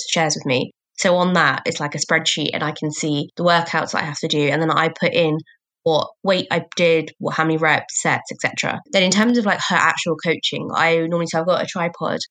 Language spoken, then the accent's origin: English; Croydon, London, United Kingdom; also born or lived in Barking, Essex; I was born in Essex, fun fact, but then we moved to Croydon when I was like 2